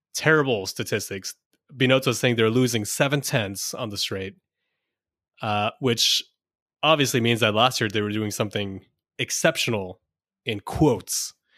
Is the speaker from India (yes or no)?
yes; India; I'm Indian